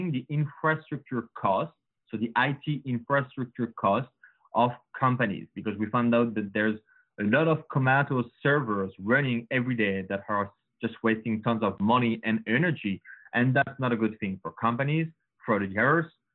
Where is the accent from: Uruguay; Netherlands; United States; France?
France; Paris, Île-de-France; accent: French; English is a second language; moved away as an adult; now in Canada; as you can hear with my accent, guys, I'm French. So sure. Born and raised in Paris.